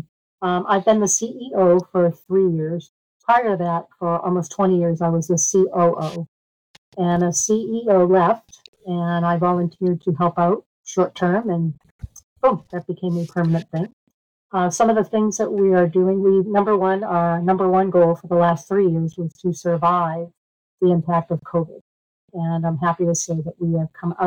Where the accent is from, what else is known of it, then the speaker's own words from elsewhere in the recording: Tewksbury, Massachusetts, United States; I grew up in Massachusetts in Tewksbury